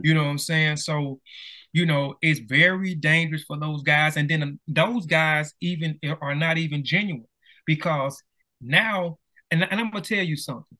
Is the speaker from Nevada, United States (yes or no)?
no; Mississippi, United States; down here, I'm from Mississippi